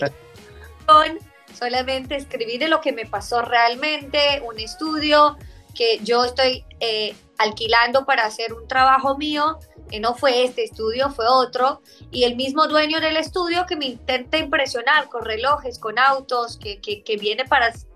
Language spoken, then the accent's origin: Spanish; Israel; Spanish is a second language; now in Miami, United States; que soy de, Israel, que soy del Medio Oriente